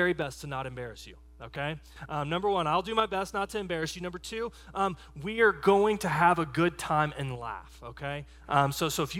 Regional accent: Texas, United States; in my growing up in Texas, we didn't do a Christmas ham. We did a Christmas brisket.

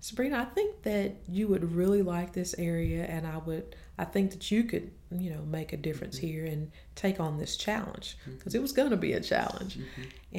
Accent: DeRidder, Louisiana, United States; moved away as an adult; also born or lived in Memphis; now in Jackson, United States; I am actually from a small place in Louisiana called DeRidder

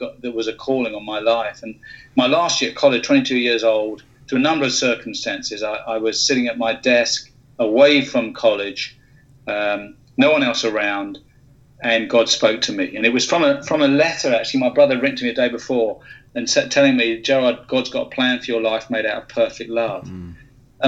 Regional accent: United Kingdom; moved away; you can tell from my accent, originally from the UK.

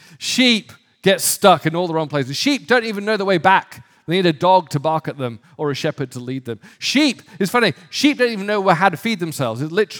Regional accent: Northern England, United Kingdom; when I grew up in the North of England, it wasn't uncommon to see sheep in desperate trouble of their own making

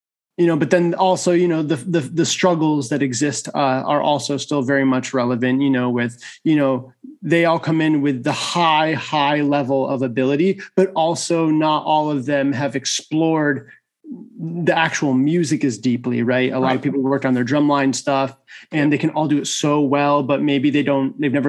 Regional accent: Syracuse, New York, United States; moved away as an adult; also born or lived in Ithaca, New York; now in Texas, United States; I'm originally from Syracuse, New York

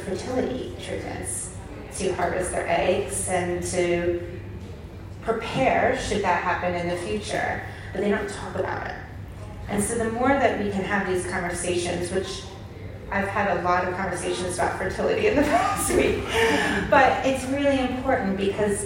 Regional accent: United States; now in United Kingdom; I'm American

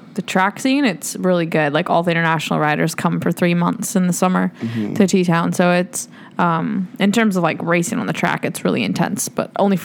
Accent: Minnesota, United States; moved away; I grew up in Minnesota

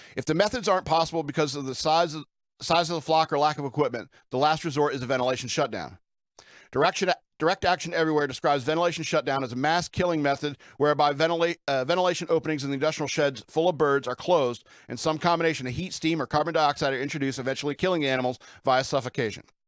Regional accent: Lake Placid, New York, United States; growing up in Lake Placid, New York

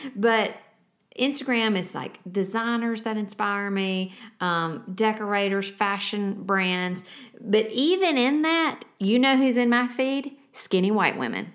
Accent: the South, United States; we are from the South

